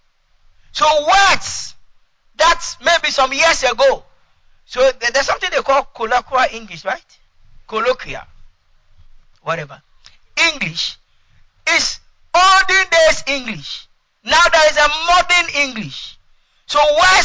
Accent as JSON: {"language": "English", "region": "Ashanti", "country": "Ghana", "second_language": "English", "said": "I'm an Ashanti from the Ashanti tribe"}